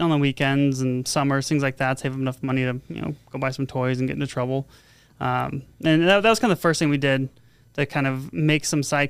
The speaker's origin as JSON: {"language": "English", "town": "San Diego", "region": "California", "country": "United States", "tie": "born or raised there", "also_born_or_lived": "Santa Barbara", "moved": "as an adult", "lives_now": "Las Vegas, United States", "said": "I'm originally from San Diego. I went to school in Santa Barbara"}